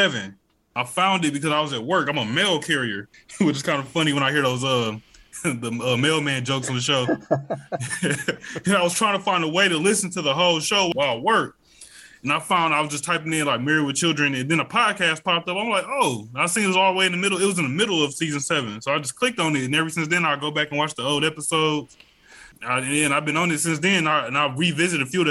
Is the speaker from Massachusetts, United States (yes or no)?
no; Milwaukee, Wisconsin, United States; I'm from Milwaukee, Wisconsin